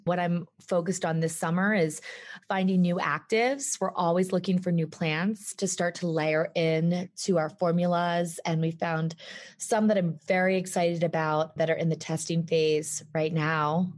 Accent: East Coast, United States; moved away as an adult; now in Jackson Hole, United States; I grew up on the East Coast

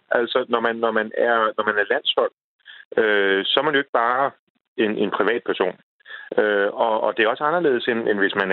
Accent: Denmark; vi er danskere.

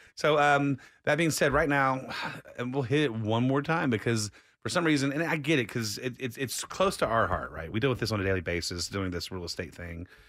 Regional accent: Austin, Texas, United States; born and raised in Austin

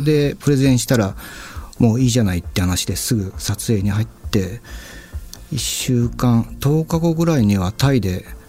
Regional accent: Satsuma, Kagoshima, Japan; 僕、あの、鹿児島県っていうところの、まあ、薩摩町っていうすごい小さい

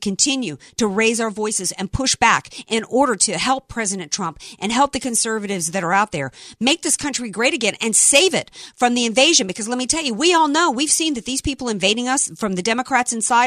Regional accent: the South, United States; I grew up in the South

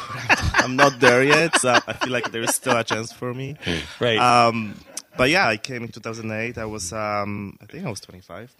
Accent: Poland; moved away as an adult; now in United States; I was born in Poland, uh-huh. and um, I came to the States in 2008.

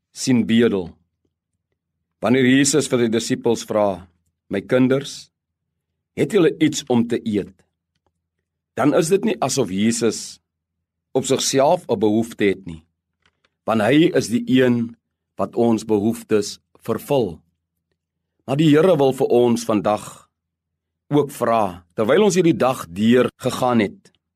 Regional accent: South Africa; Ons bevind ons as Suid-Afrikaners in 'n pragtige land

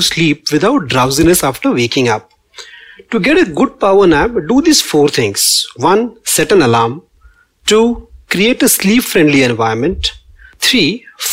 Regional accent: Pune, Maharashtra, India; I am from Pune, and the city is famous for many things. And one of my favorite is that we love our little afternoon naps

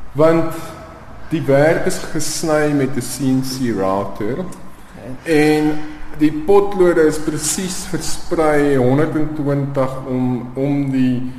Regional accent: Pretoria, Gauteng, South Africa; my kinderjare in Pretoria

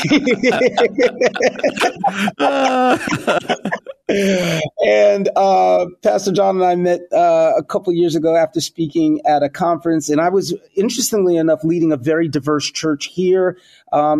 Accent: New York City, New York, United States; I hail from New York City, New York, Bronx, born and raised

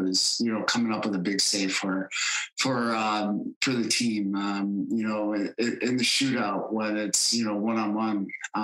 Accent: Ogdensburg, New York, United States; my hometown of Ogdensburg, New York, was right on the St. Lawrence River.

